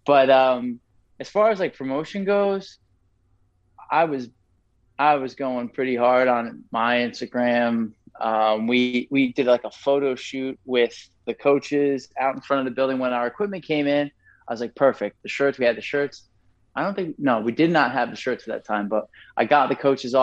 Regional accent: Franklin, New Jersey, United States; I'm from Franklin. I grew up here. I went to high school here.

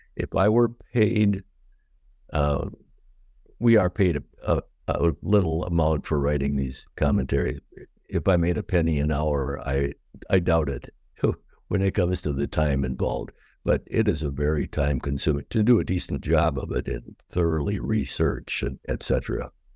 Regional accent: Watertown, Wisconsin, United States; also born or lived in Madison, Wisconsin / Elma, Michigan / Lusaka, Zambia; I grew up in Watertown, Wisconsin

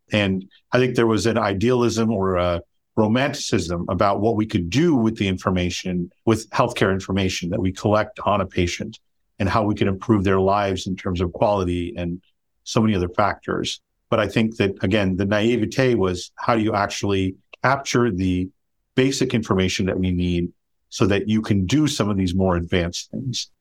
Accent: Chicago, Illinois, United States; moved away as an adult; also born or lived in Pennsylvania; now in Los Gatos, United States; I'm originally from Chicago, went to college and med school in Pennsylvania, and came back to Chicago to do my residency

